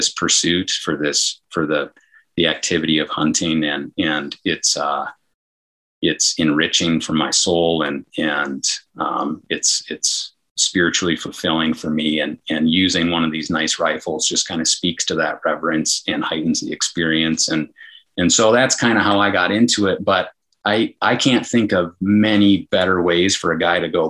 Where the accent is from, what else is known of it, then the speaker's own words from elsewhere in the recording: Northern Michigan, United States; growing up in Northern Michigan, we had a very traditional deer camp